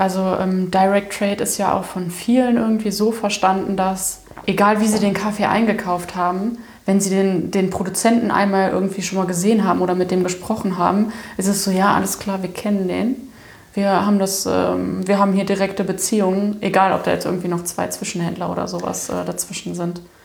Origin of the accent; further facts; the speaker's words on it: Daun, Rhineland-Palatinate, Germany; ich bin in Down zur Schule gegangen